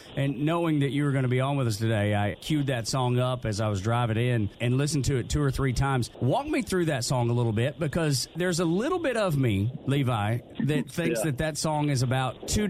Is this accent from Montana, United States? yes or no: no; Georgia, United States; we're all born and raised in the South, and there's nothing I love more than being Southern. When I was in the United States Navy, I couldn't wait to get home to Georgia anytime I could.